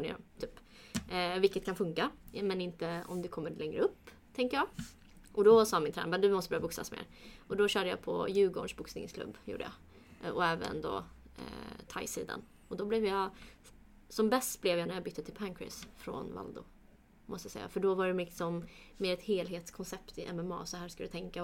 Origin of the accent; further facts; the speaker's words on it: Sweden; jag är uppväxt här, jag ser mig mer svensk än kurd